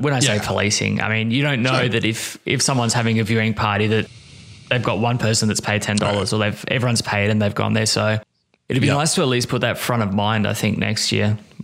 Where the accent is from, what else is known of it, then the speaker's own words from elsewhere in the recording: Australia; as an Australian